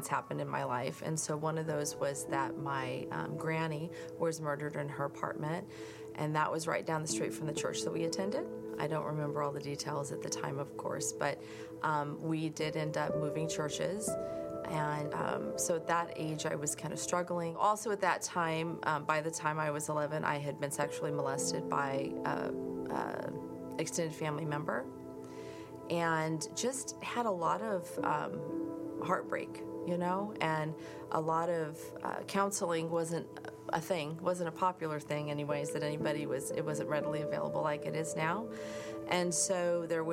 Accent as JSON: {"language": "English", "town": "Lakewood", "country": "United States", "tie": "born or raised there", "said": "our old pastors from growing up in Lakewood"}